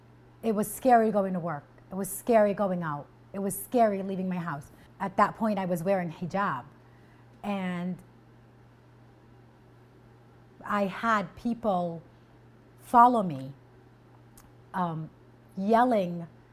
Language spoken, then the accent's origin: English; Rhode Island, United States; also born or lived in Kuwait; I was born in Kuwait. I moved to Rhode Island when I was 12. Growing up in Rhode Island, when I first came here, it was a little bit of a culture shock.